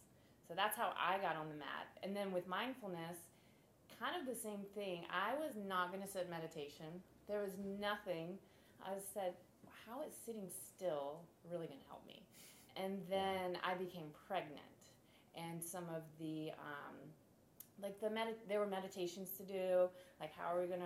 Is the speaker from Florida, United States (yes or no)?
yes; Florida, United States; also born or lived in San Diego; now in Charleston, United States; I'm from Florida